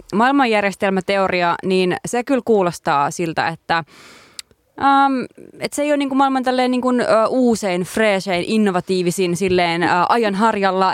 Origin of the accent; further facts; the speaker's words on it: Lievestuore, Central Finland, Finland; kotikylässäni Lievestuoreella